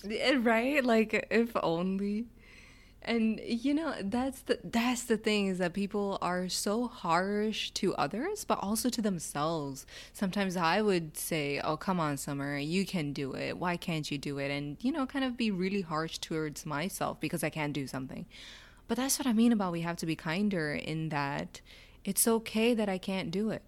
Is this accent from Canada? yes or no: no; Pakistan; So, as a Pakistani